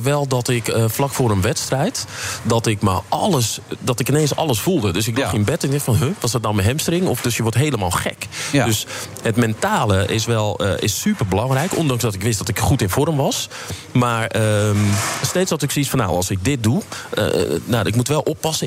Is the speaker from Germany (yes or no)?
no; Amsterdam, North Holland, Netherlands; ik kom uit Amsterdam en, ehm, geboren in de Vuur, opgegroeid in Buitenveldert.